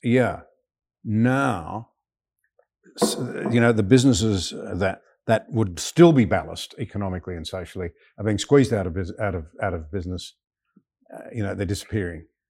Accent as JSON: {"language": "English", "country": "Australia", "said": "I'm a young Australian fresh out of school"}